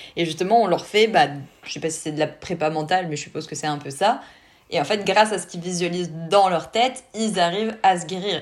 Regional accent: France; chez nous en France

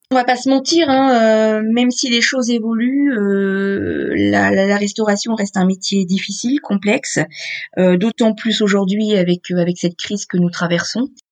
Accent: Beauvais, Hauts-de-France, France; j'ai grandi dans la pâtisserie familiale, en fait. Moi, je suis originaire de Beauvais dans l'Oise

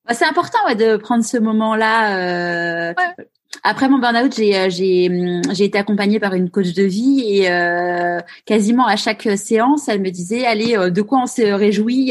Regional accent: Paris, Île-de-France, France; moved away as an adult; now in Marseille, France; étant parisienne, une vraie parisienne née à Paris

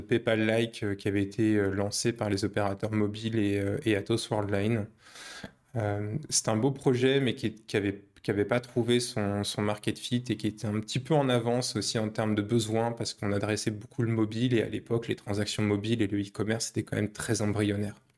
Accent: Paris, Île-de-France, France; moved away as an adult; now in Poland; je suis parisien à la base. Je suis né à Paris, j'ai grandi à Paris, j'ai fait mes études à Paris

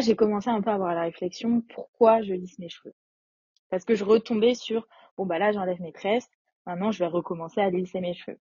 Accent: a small town near Nantes, western France, Pays de la Loire, France; now in Paris, France; J'habite à Paris, mais je viens de l'ouest de la France, dans une petite ville à côté de Nantes

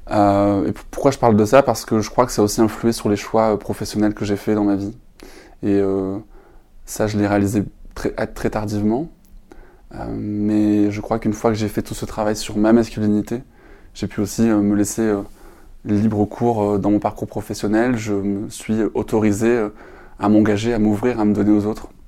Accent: Perpignan, Occitania, France; born there; je suis né à Perpignan, dans le sud de la France. J'ai, si on m'entend parler sans accent, c'est normal, je crois que je l'ai perdu en route.

